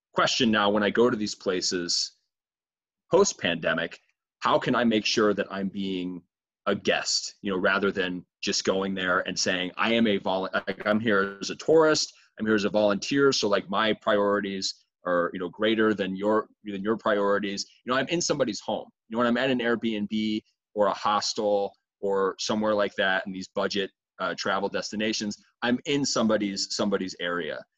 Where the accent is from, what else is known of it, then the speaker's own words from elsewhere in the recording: Midwest, United States; I'm from the Midwest